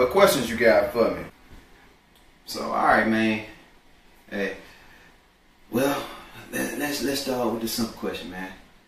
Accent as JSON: {"language": "English", "town": "Greensboro", "region": "Alabama", "country": "United States", "tie": "born or raised there", "also_born_or_lived": "Tuscaloosa", "said": "Born and raised in a very small town. Well, I was born in Tuscaloosa, and I was raised about 30 miles southwest of Tuscaloosa in Greensboro, Alabama, Hale County, West Alabama."}